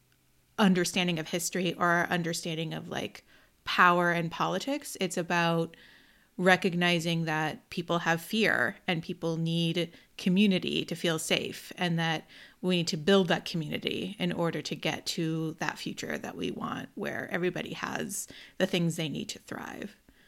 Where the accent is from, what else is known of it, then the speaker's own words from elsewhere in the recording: United States; born there; I don't speak Arabic. I was born in the United States, right?